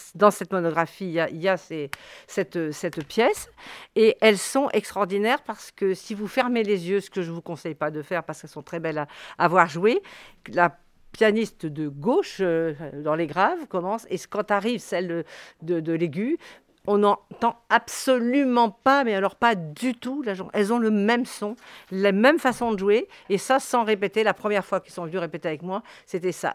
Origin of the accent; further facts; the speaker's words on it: Morocco; je suis née au Maroc, je suis française née au Maroc